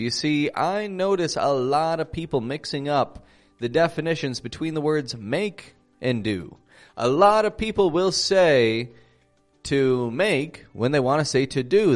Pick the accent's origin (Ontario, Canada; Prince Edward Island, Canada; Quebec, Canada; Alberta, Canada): Ontario, Canada; Toronto; now in Mexico; I'm from Toronto, Canada. Living in Mexico at the moment.